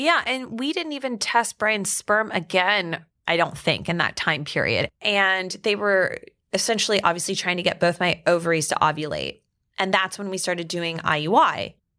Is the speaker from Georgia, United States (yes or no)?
yes; Atlanta, Georgia, United States; also born or lived in Dallas, Texas / Alabama; now in Westchester, United States; I grew up in Atlanta, Georgia, but I also lived in Dallas, Texas, and then I went to school in Alabama, so I'm kind of like southern through and through